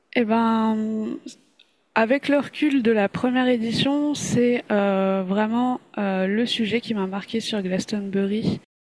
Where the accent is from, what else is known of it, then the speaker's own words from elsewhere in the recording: France; accent: French; ça s'entend qu'on est français, avec notre superbe accent